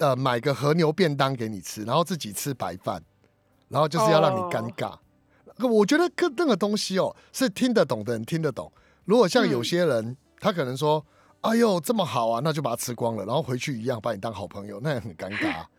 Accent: Taiwan; 我们台湾人来不及参加了。

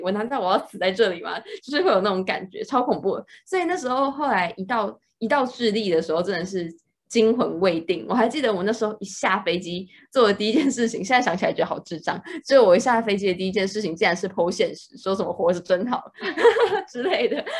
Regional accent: Taiwan; 像我们是台湾人啊

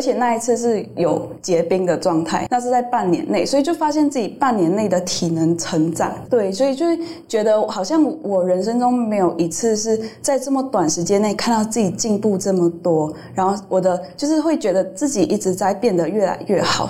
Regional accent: Malaysia; moved away as an adult; now in Taiwan; 我来自马来西亚，我已经在台湾，呃，长久居住八年

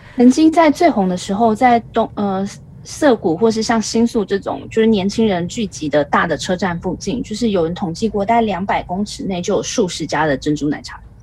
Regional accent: Taiwan; moved away as an adult; now in Tokyo, Japan; 我一个台湾人

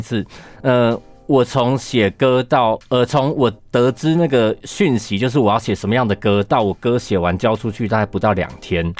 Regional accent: Keelung, Taiwan; now in Taipei, Taiwan; 一样是基隆人的…

